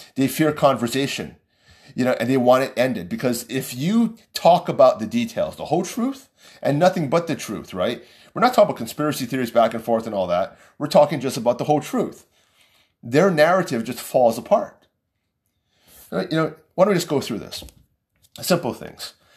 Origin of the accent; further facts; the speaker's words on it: United States; as an American.